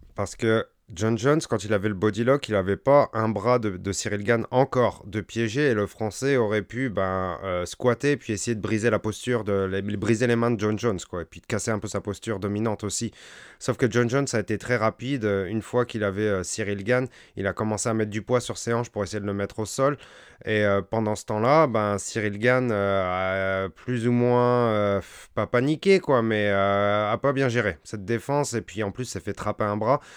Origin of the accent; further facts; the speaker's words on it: France; nous, en tant que Français